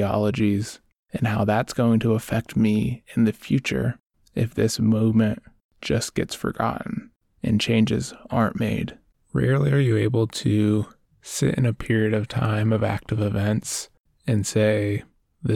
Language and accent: English; Oregon, United States; I grew up in Oregon